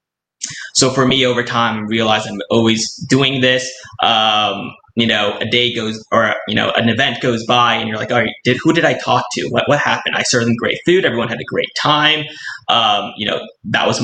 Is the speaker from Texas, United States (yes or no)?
no; California, United States; also born or lived in Los Angeles / Taiwan; I'm actually from California, and I actually still live